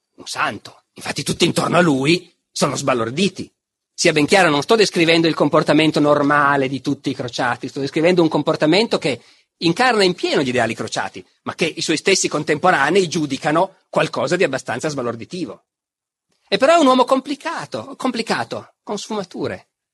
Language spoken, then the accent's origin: Italian; Piedmont, Italy; dalle mie parti in Piemonte